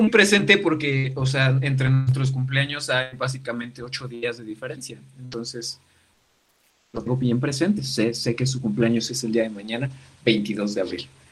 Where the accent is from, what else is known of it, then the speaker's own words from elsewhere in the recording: Mexico; como mexicano